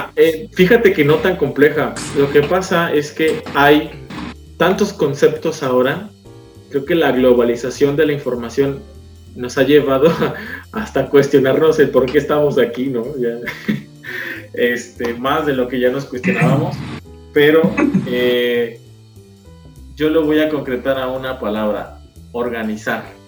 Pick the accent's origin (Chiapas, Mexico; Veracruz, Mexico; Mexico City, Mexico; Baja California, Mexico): Veracruz, Mexico; Córdoba; yo soy originario de Córdoba, Veracruz